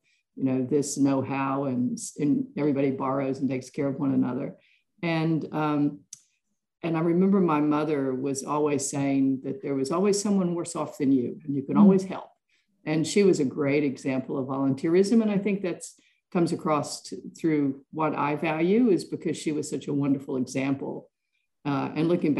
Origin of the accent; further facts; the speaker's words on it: West Virginia and Virginia, Appalachian Mountains, United States; now in Melbourne, Australia; I grew up in small towns in the coal mining areas of West Virginia and Virginia, up in the Appalachian Mountains